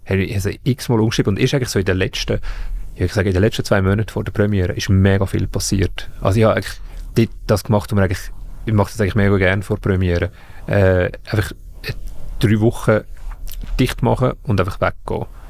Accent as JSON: {"language": "German", "region": "Zug", "country": "Switzerland", "said": "ich komme aus Zug"}